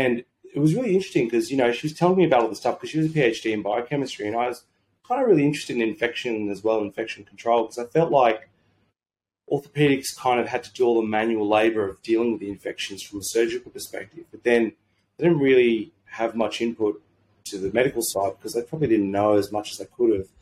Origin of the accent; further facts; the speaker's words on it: Sydney, New South Wales, Australia; moved away as an adult; also born or lived in Brisbane; I grew up my entire life in Sydney